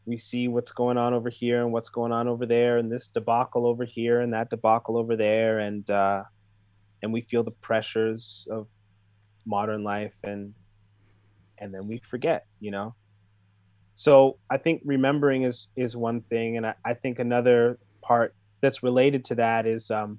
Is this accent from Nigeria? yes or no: no; Canada; I grew up here and I'm a Canadian and I'm part of Canadian culture